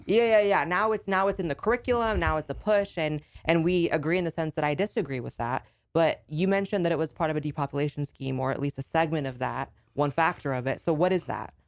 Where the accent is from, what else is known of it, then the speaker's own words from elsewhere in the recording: California, United States; moved away as an adult; I grew up in California and I had to escape L A 'cause of the lockdowns